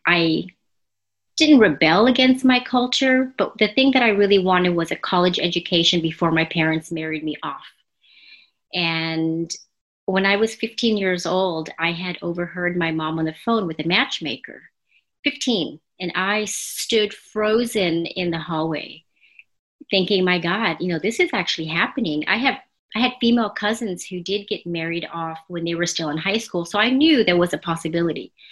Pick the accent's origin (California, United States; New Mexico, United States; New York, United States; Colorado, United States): California, United States; Los Angeles; also born or lived in New Jersey / San Antonio; I was born and raised here in the States, born in New Jersey and raised in Los Angeles